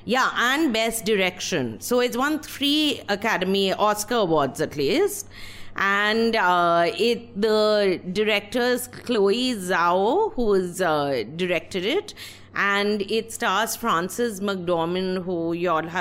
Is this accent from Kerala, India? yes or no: no; West Bengal, India; I'm from Bengal